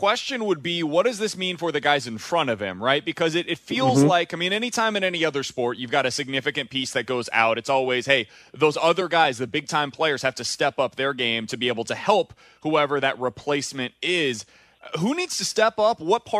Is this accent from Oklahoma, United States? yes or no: no; Kansas City, Missouri, United States; moved away as an adult; also born or lived in Hazelwood, Missouri; now in St. Louis, United States; So I am from Kansas City, where the airport is like 45 minutes away from where I grew up.